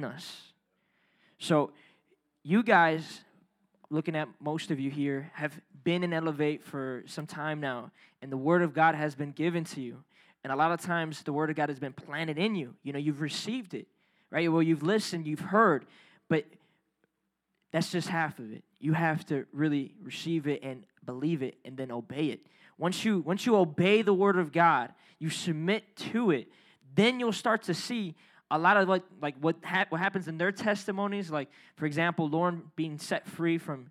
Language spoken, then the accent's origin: English; Chicago, Illinois, United States; we city folk here, right? We grew up in Chicago.